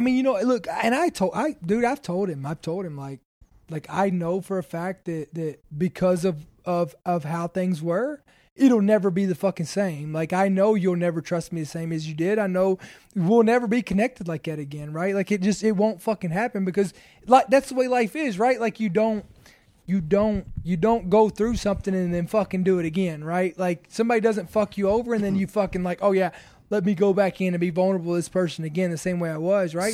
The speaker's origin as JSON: {"language": "English", "region": "Kentucky", "country": "United States", "said": "I'm from, I'm from Kentucky"}